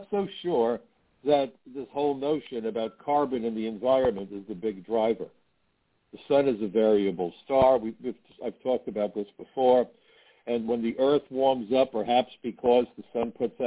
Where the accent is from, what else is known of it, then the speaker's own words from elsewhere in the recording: New York City, New York, United States; When I was a kid growing up in Brooklyn, my mother gave me an allowance